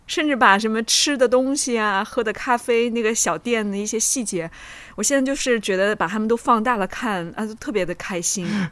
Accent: Jinan, Shandong, China; 因为济南也是算北方嘛，我们有的时候那个冬天下雪

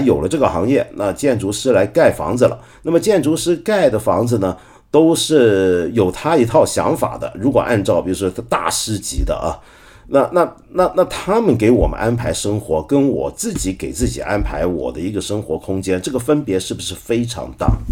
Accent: Hong Kong; 我作为一个香港人啊

